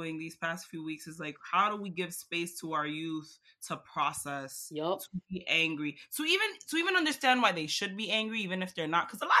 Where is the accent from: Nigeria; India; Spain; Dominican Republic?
Dominican Republic; We come from Dominican Republic, mm-hmm. which is fine.